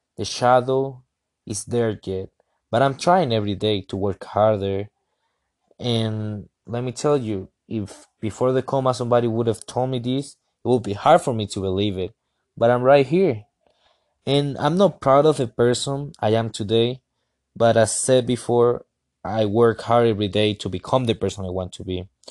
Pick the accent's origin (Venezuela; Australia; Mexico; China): Venezuela; now in Colorado, United States; I'm from Venezuela